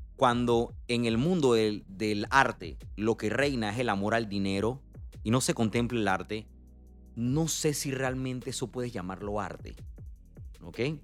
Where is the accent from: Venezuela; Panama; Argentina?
Panama; nosotros como panameños